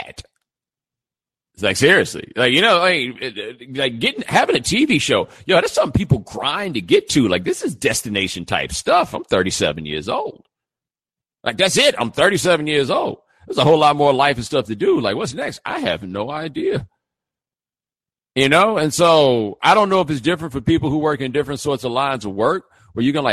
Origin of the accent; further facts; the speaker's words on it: Houston, Texas, United States; moved away as an adult; also born or lived in Atlanta; I'm from Houston